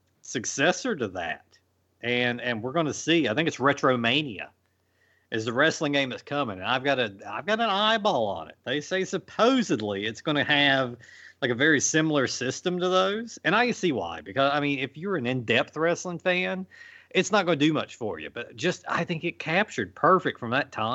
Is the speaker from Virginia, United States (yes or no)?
yes; Virginia, United States; my arcade back when I was growing up in Virginia, it had next to each other.